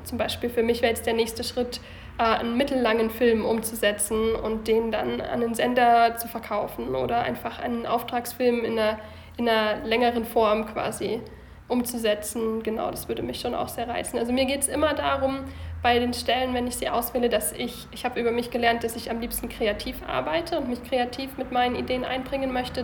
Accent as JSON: {"language": "German", "town": "Lindau", "region": "Bavaria", "country": "Germany", "also_born_or_lived": "Bayreuth / Baden-Baden", "moved": "as an adult", "lives_now": "Munich, Germany", "said": "Ursprünglich komme ich vom Bodensee aus Lindau"}